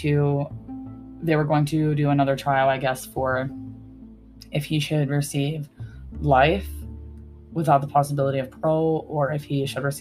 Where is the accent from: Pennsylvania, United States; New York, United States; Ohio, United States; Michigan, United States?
Pennsylvania, United States; it happened in my home state